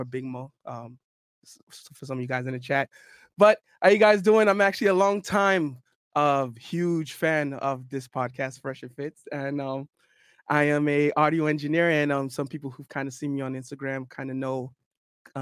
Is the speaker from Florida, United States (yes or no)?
yes; North Miami, Florida, United States; I'm actually was born and raised in North Miami, Florida